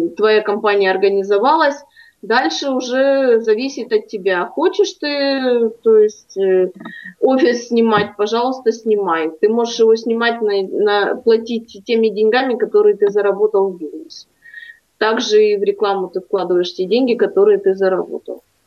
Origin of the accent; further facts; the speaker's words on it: Primorsky Krai, Russia; в родном краю